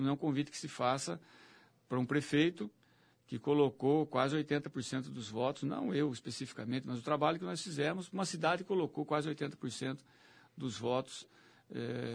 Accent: Limeira, São Paulo, Brazil; eu vivi, cresci lá na Vila Fatina com CH

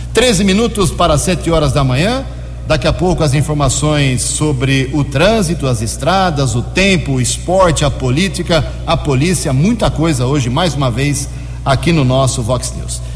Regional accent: Americana, São Paulo, Brazil; na condição de cidadão americanense, nasci aqui em Americana, nunca morei um dia fora de Americana

